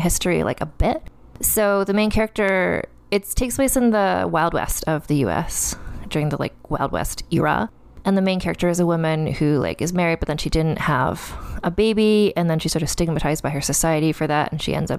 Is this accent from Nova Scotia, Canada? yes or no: yes; Halifax, Nova Scotia, Canada; I'm from Nova Scotia, which is on the east coast of Canada.